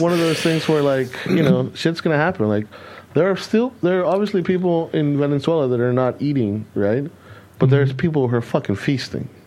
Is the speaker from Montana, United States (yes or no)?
no; California, United States; moved away as an adult; also born or lived in Texas; now in Germany; I grew up in California where there was no um, no fireworks allowed.